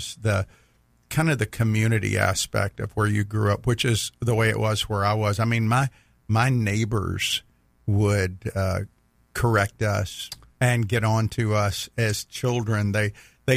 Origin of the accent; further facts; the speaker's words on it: the South, United States; a southern redneck like me